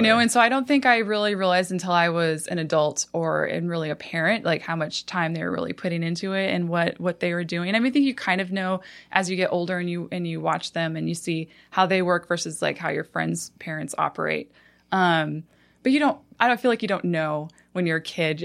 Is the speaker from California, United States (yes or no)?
no; Williston, North Dakota, United States; moved away as an adult; also born or lived in Phoenix, Arizona; I grew up in North Dakota in a little town called Williston